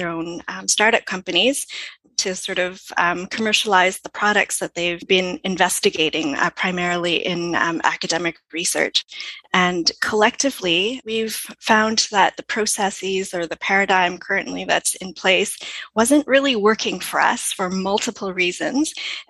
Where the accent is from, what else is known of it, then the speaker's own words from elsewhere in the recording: Canada; So we are more or less international, but we are primarily Canadian.